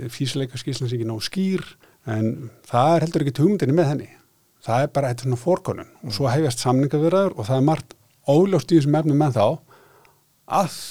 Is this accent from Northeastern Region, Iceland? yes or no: yes; Akureyri, Northeastern Region, Iceland